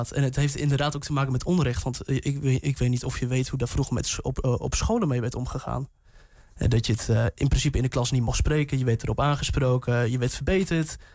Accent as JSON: {"language": "Dutch", "town": "Hardenberg", "region": "Overijssel", "country": "Netherlands", "said": "Ik kom uit Harderberg. Ook Neder-Saxisch taalgebied."}